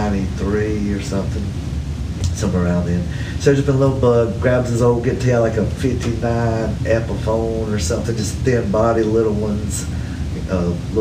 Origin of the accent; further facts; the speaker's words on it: Hartsville, South Carolina, United States; I grew up in Hartsville, South Carolina